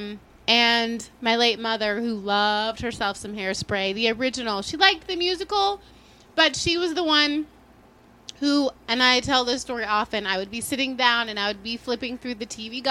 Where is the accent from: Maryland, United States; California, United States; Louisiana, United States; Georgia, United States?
Maryland, United States; now in New York, United States; I grew up in Maryland, 20 minutes outside of Baltimore.